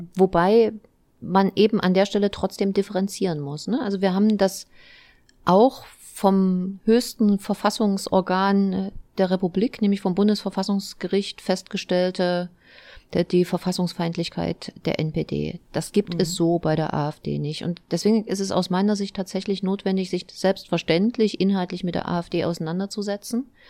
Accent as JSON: {"language": "German", "town": "Eisenach", "region": "Thuringia", "country": "Germany", "said": "komme aus Eisenach, bin Oberbürgermeisterin dieser schönen Stadt"}